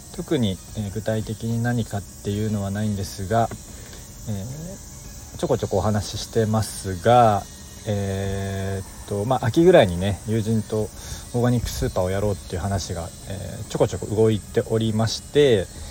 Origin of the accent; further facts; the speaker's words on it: Kobe, Hyogo, Japan; 僕も神戸なので